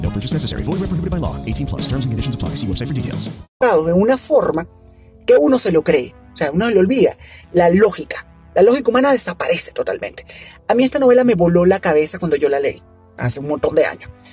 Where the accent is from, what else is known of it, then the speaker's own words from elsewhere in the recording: Venezuela; en Venezuela, en mi país